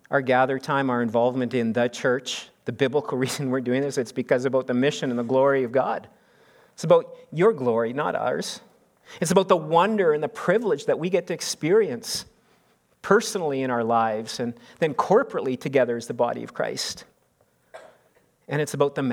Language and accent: English; Canada; we're Canadian